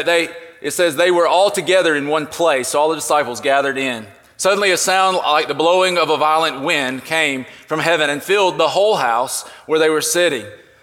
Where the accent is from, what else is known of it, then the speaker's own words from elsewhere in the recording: Georgia, United States; if we're from the South, from South Georgia specifically, we probably all have a little redneck in us.